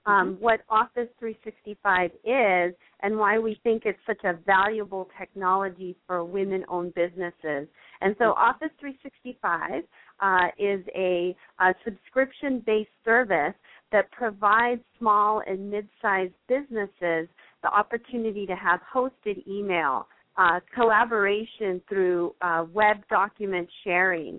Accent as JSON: {"language": "English", "town": "San Mateo", "region": "California", "country": "United States", "tie": "born or raised there", "lives_now": "Southern California, United States", "said": "I'm actually originally from the Bay Area, so I grew up in a town called San Mateo"}